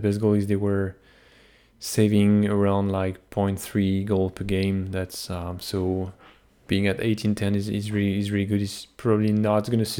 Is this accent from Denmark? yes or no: no; Canada; I'm just Canadian